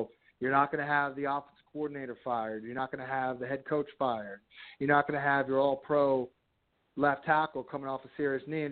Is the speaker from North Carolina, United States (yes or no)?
no; New Jersey, United States; my hometown in New Jersey